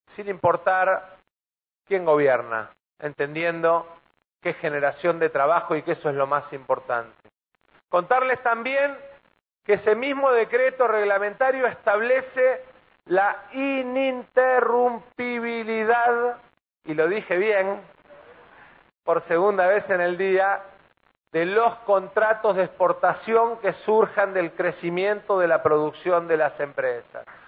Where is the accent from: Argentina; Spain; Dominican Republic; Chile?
Argentina; Buenos Aires Province; lo digo como bonaerense